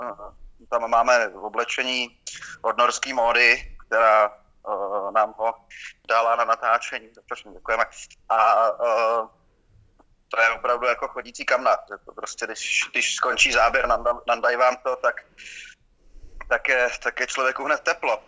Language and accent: Czech; just outside Prague, between Prague and Stará Boleslav, Central Bohemian Region, Czechia; also born or lived in Jizera Mountains; Já jsem vyrůstal kousek za Prahou, mezi, mezi, mezi Prahou a Starou Boleslaví